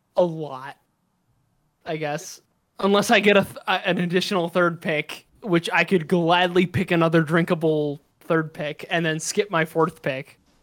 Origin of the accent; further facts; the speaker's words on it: United States; I'm very American